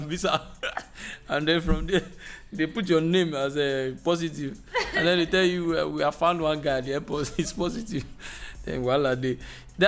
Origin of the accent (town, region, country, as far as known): Nigeria